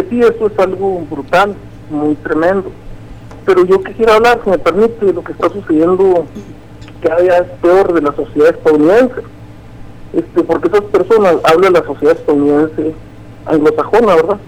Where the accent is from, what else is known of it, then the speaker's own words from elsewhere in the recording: Mexico; aquí en nuestra sociedad como, como mexicanos